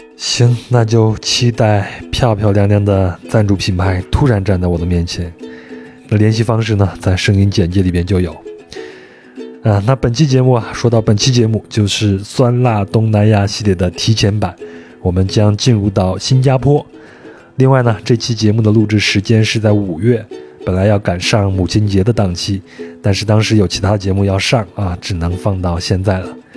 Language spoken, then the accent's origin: Chinese; Henan, China; now in Jakarta, Indonesia; 我们都有一个统一的身份，就是河南人，我老家也在河南